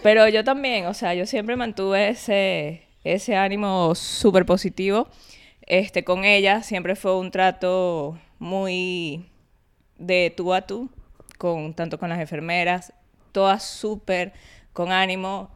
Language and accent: Spanish; Venezuela; moved away; yo soy venezolana, entonces mi familia vino de Barinas, o sea, mi papá y mamá.